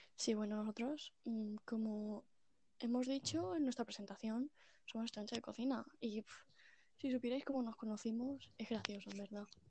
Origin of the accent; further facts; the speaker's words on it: Catalonia, Spain; yo como buena catalana que soy